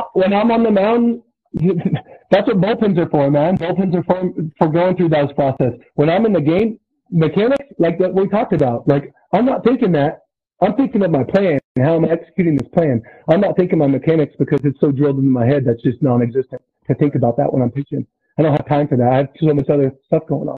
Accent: Susanville, California, United States; I'm from Susanville, so it's Lassen Community College up in Northern California

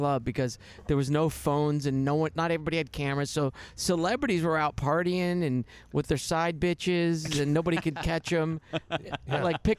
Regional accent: Delray Beach, Florida, United States; moved away as an adult; now in Los Angeles, United States; South Florida. I grew up in Delray Beach, yeah.

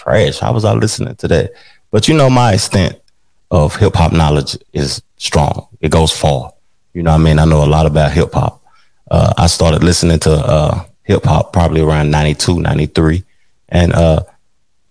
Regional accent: Tennessee, United States; I'm from Tennessee

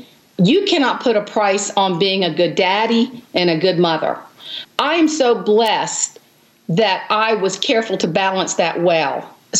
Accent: the Low Country, South Carolina, United States; I grew up in the Low Country, and now I live in this little teeny town in the middle of South Carolina, but it's sweet.

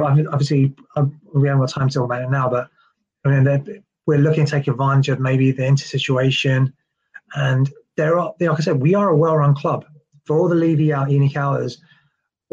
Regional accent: London, United Kingdom; as a Londoner, I'm very, very proud

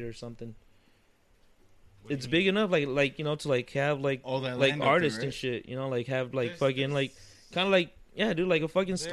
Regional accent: San Diego, California, United States; we're all from San Diego

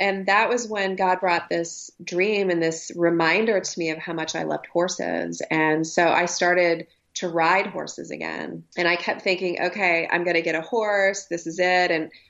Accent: Ohio, United States; also born or lived in Oklahoma; I grew up in Ohio and Oklahoma, and everything looked really great on the outside.

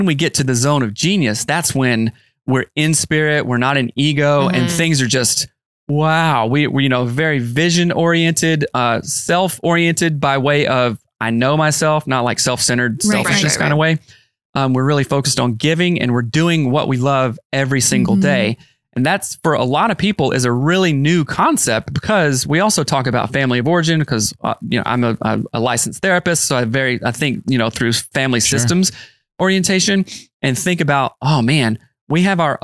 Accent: the South, United States; I'm from the South

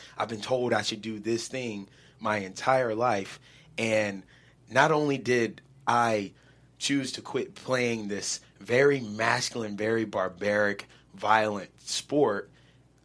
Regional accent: the South, United States; growing up in the South where football is religion

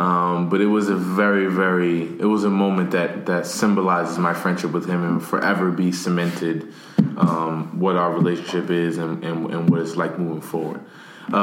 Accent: Paterson, New Jersey, United States; that was me growing up in Patterson, New Jersey, going through what I was going through.

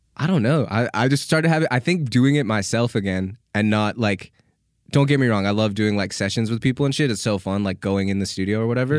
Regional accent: Canada; accent: Canadian; now in United States

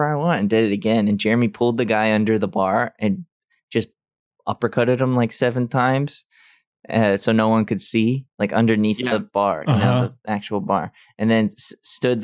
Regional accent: Alabama, United States; moved away; I grew up with him in Alabama

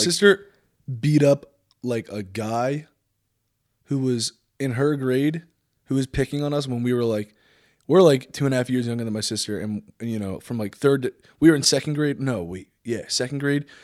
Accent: New Jersey, United States; also born or lived in Los Angeles, California; I was born and raised here, kinda out in the middle of nowhere

